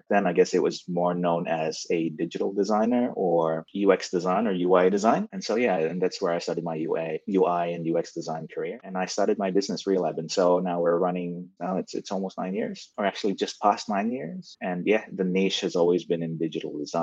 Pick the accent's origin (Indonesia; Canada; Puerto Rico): Indonesia; also born or lived in Malaysia; now in Melbourne, Australia; Growing up in Indonesia